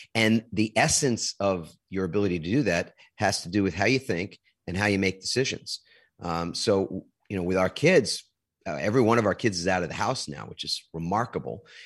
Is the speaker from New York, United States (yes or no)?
yes; New York, United States; moved away; also born or lived in New Jersey; I'm originally from New York